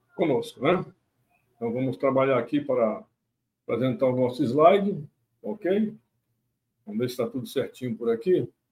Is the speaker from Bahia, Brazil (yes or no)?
no; Manaus, Amazonas, Brazil; moved away as an adult; eu sou natural de Manaus, mas não apenas dessa Manaus bonita, a Manaus do Teatro Amazonas, mas a Manaus principalmente das beiras de rio, dos igarapés, dessa área de periferia, que foi onde eu nasci, me criei, vivi pelo menos até os 18 anos